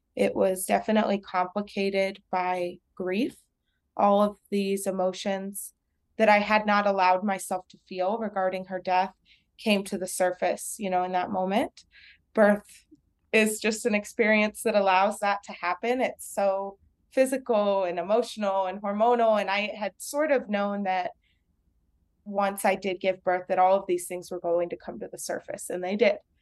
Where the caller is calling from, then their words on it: El Paso, Texas, United States; I'm calling from El Paso, Texas, and I'm a licensed vocational nurse here in El Paso